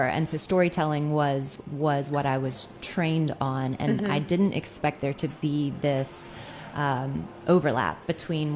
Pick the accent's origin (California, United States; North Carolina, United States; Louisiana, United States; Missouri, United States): North Carolina, United States; Durham; moved away; My hometown in Durham, North Carolina